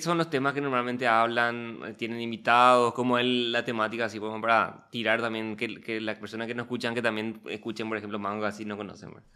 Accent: Paraguay

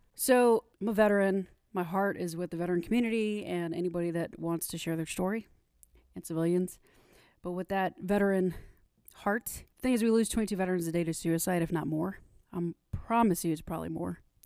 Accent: Corpus Christi, Texas, United States; moved away as an adult; also born or lived in Southwest Harbor, Maine; originally from Corpus Christi, Texas, down south

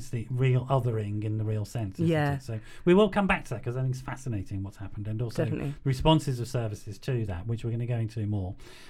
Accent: Birmingham, West Midlands, United Kingdom; now in London, United Kingdom; my hometown, Birmingham

